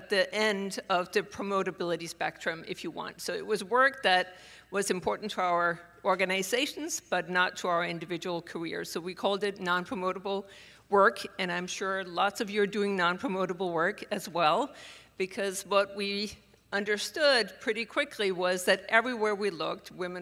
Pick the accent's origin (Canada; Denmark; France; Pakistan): Denmark; moved away as an adult; now in Pittsburgh, United States; I am born and raised in Denmark and came to the U.S. Supposedly for a year, and I have now been here for 30.